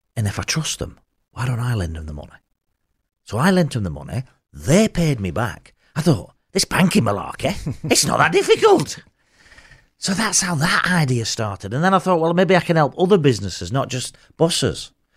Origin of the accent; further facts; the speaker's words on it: Burnley, North West England, United Kingdom; I'm from Burnley